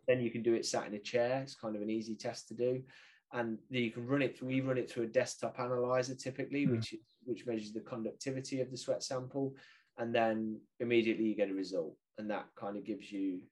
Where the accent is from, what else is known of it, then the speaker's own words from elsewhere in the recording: United Kingdom; I'm British